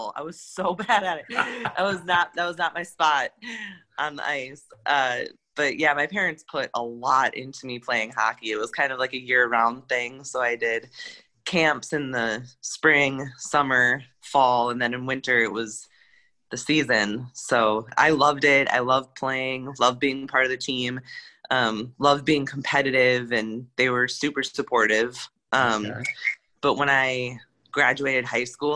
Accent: Austin, Minnesota, United States; moved away as an adult; now in Minneapolis, United States; I'm from Austin, Minnesota

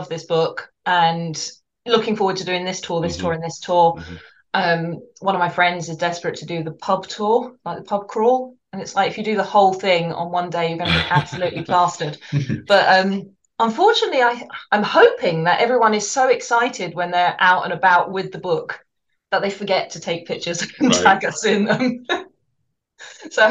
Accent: London, United Kingdom; moved away as an adult; I grew up in London, lived there for 30 odd years

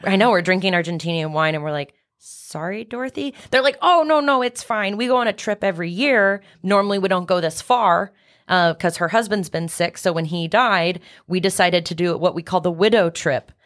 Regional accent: Kansas City, United States; also born or lived in California / Iowa (family); I grew up in Kansas City

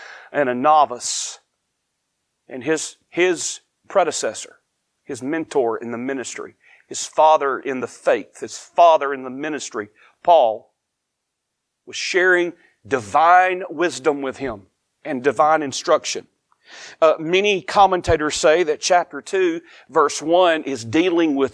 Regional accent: United States; now in Eastern North Carolina, United States; I am grateful to be an American

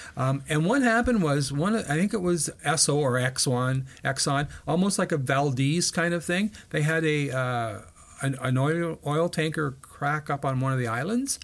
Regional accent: Brockville, Ontario, Canada; I grew up in Brockville

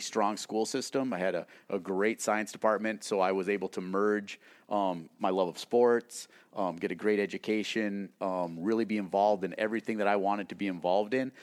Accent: New England, North Dakota, United States; moved away; I grew up in small town North Dakota. Um, it's a town of about a thousand people, New England, North Dakota.

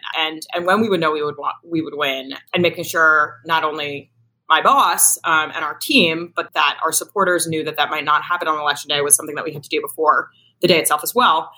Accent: Washington, District of Columbia, United States; I grew up in Washington, D.C., in the city itself

